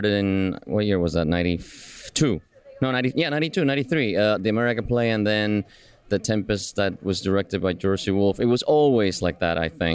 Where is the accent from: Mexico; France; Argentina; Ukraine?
Argentina; Buenos Aires; moved away; also born or lived in Cuba; I was born in Cuba and grew up in Buenos Aires in Argentina